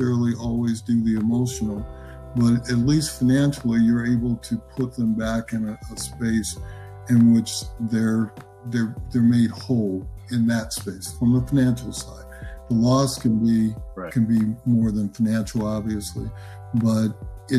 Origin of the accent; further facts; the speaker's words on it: Omaha, Nebraska, United States; I'm from Nebraska. I'm originally from Omaha, Nebraska